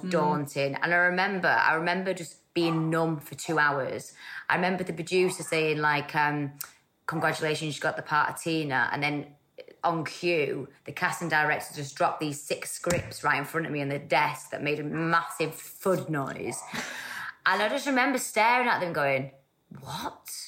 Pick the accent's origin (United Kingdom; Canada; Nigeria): United Kingdom; Salford, North West England; also born or lived in Stockport; I was born there, and then I moved to, like, Salford when I was, like, one. So I was brought up in Earlham in Salford